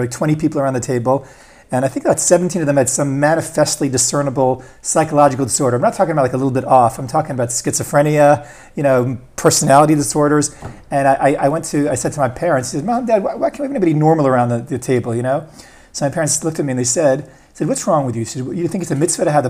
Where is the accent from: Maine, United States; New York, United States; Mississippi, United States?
New York, United States; Eastern Long Island; moved away as an adult; now in Beit Shemesh, Israel; We grew up in Eastern Long Island